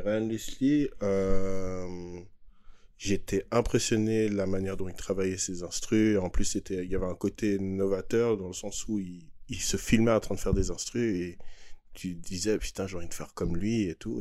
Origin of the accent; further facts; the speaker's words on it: Geneva, Switzerland; on est de Genève, on est beaucoup plus côté français